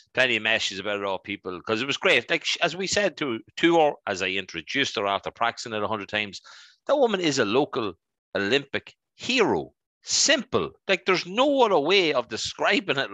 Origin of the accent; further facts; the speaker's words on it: Dundalk, County Louth, Ireland; we lived out in the countryside outside of our lovely town of Dundalk